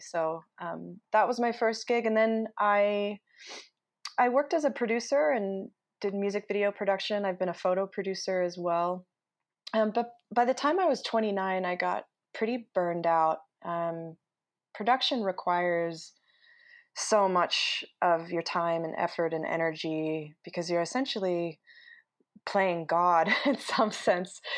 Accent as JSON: {"language": "English", "region": "Utah", "country": "United States", "tie": "born or raised there", "moved": "as an adult", "said": "And I grew up in Utah and haven't didn't spend much of my adult life here, so now that I'm back"}